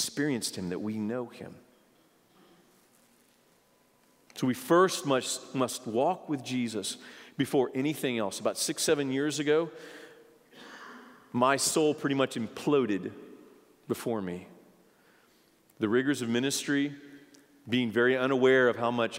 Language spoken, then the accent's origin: English; United States; I'm an American